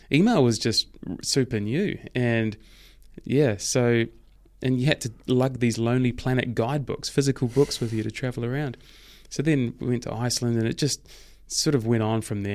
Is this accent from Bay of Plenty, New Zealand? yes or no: no; Hamilton, Waikato, New Zealand; also born or lived in Thames, New Zealand / Cambridge, New Zealand; Hamilton, where I spent most of my years and certainly have the most memories from there.